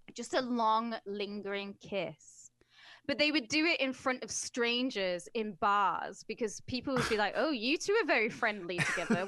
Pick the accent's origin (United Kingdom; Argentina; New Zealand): United Kingdom; as a British person